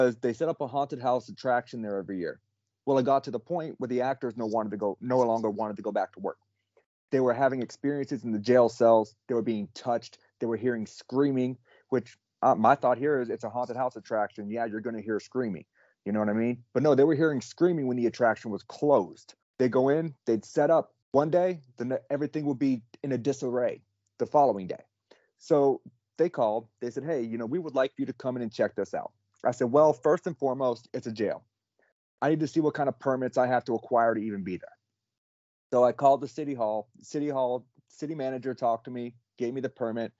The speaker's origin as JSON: {"language": "English", "region": "Alabama", "country": "United States", "said": "I'm from Alabama"}